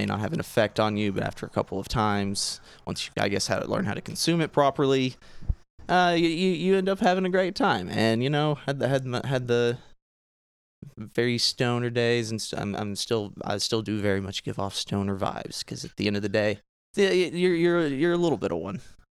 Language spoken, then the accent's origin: English; Clinton, Arkansas, United States; 24 years old, born and raised in Clinton, Arkansas, which is the same place as where I work.